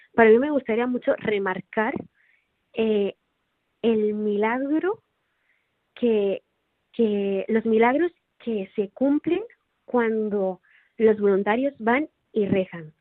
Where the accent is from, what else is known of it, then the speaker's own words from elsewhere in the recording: Tarragona, Catalonia, Spain; also born or lived in Rotterdam, Netherlands; now in Barcelona, Spain; en Tarragona de donde soy